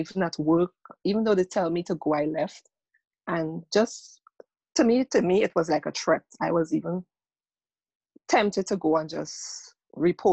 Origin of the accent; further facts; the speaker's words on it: Guyana; also born or lived in Trinidad; now in United States; I'm originally from Guyana, went to Trinidad, now in the United States.